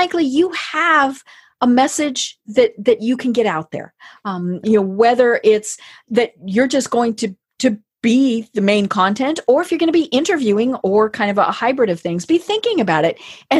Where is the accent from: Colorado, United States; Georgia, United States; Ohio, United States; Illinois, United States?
Colorado, United States; I'm from Colorado